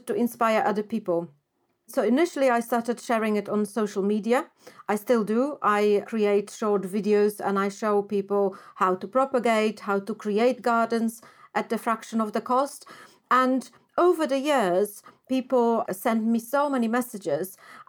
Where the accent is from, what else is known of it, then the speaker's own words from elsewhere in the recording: Poland; moved away; I grew up in Poland